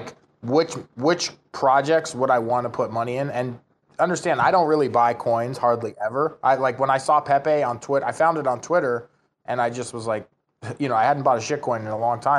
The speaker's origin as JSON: {"language": "English", "country": "United States", "moved": "yes", "said": "I'm from the United States originally"}